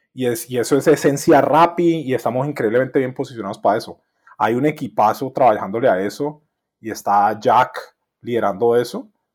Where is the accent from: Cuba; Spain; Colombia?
Colombia; yo soy colombiano